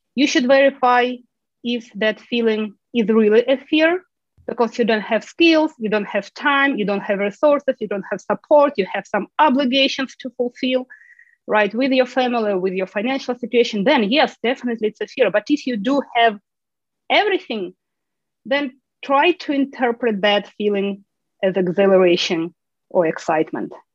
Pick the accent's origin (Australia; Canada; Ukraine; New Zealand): Ukraine; moved away as an adult; now in United States; I'm originally from Ukraine